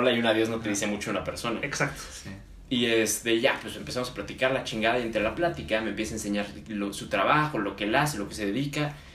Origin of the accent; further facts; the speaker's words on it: Mexico; como mexicanos